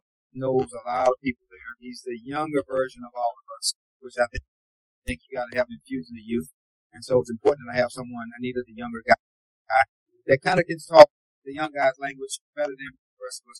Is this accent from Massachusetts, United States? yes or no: no; Houston, Texas, United States; I'm from Houston. My home is 80 miles exactly from Lamar's campus.